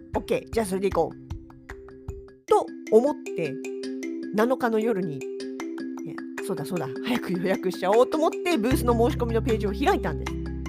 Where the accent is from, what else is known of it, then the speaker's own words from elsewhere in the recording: Yokohama, Kanagawa, Japan; now in Sapporo, Japan; 実家がまだ横浜にあります